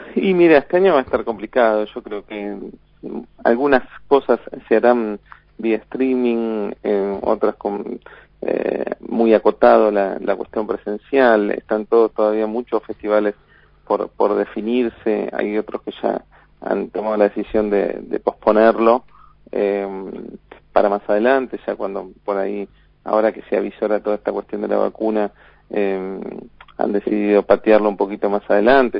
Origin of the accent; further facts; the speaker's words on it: Buenos Aires, Argentina; nosotros somos eh, todos porteños